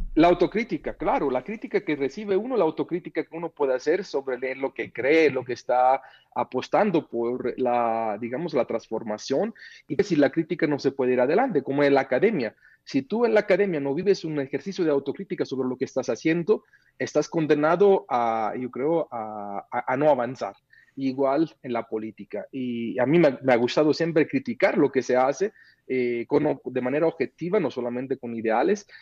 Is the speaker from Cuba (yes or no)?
no; Mexico; como ciudadano mexicano